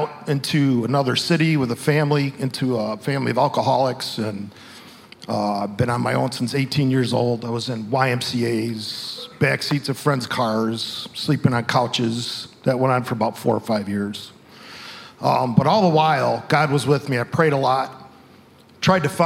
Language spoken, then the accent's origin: English; Chicago, Illinois, United States; I grew up in Chicago, found Christ when I was 13